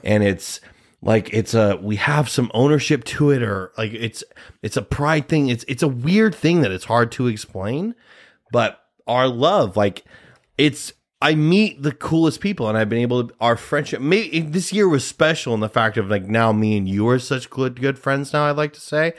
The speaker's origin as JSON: {"language": "English", "region": "Nebraska", "country": "United States", "said": "we're from Nebraska"}